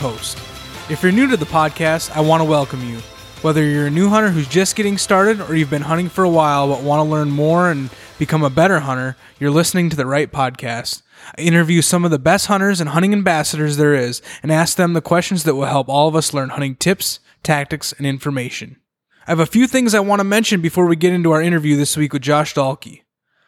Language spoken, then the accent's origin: English; central Minnesota, United States; also born or lived in Twin Cities, Minnesota; I grew up in central Minnesota